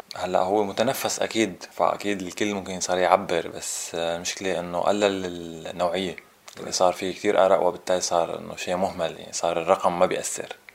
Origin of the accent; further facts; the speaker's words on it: Syria; اللي عندنا بسوريا